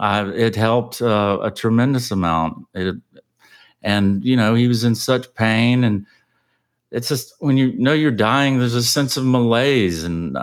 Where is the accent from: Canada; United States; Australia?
United States; Savannah, Georgia; now in Austin, United States; So basically, where I'm from Savannah, Georgia, originally. That's where I grew up